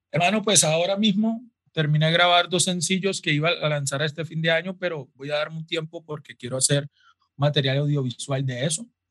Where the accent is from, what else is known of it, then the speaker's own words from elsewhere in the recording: Quibdó, Chocó, Colombia; crecí en Quibdó, la capital del Chocó